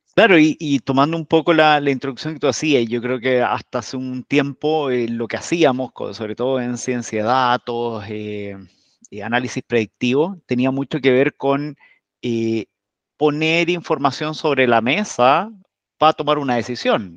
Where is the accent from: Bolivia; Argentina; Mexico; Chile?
Chile; emprendedores chilenos